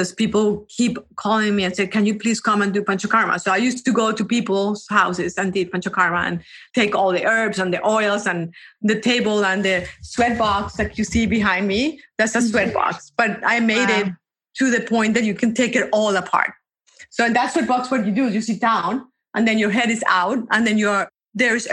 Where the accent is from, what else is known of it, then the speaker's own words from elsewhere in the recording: Colombia; I am from Colombia. I actually went to school in Colombia, and then I went to college in Colombia.